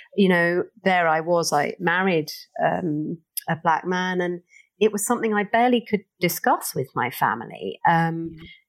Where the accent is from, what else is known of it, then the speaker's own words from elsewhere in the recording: London, United Kingdom; I grew up in Stockwell